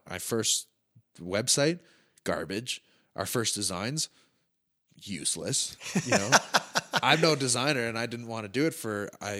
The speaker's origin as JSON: {"language": "English", "town": "Calgary", "region": "Alberta", "country": "Canada", "said": "So I wanted something that really represented Calgary and represented me as a Calgarian traveling around"}